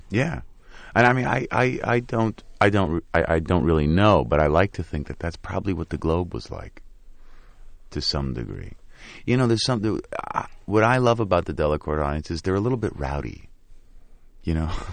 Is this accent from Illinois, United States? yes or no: no; New York, United States; growing up in the Lower East Side of New York